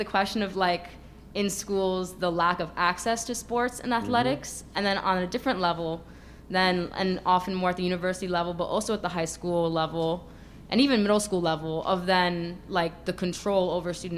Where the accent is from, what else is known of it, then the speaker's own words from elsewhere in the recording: New York City, New York, United States; I'm from New York City. It's the most segregated school system in the country